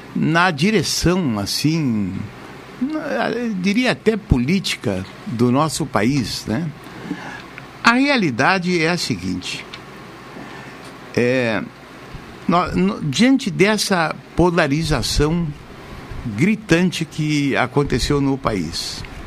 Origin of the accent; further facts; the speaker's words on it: Brazil; como brasileiro